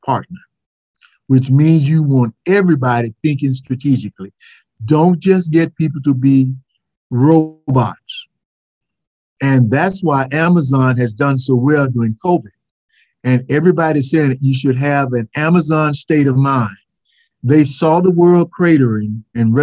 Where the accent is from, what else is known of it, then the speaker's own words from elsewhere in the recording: Mississippi, United States; being the Southerner that I am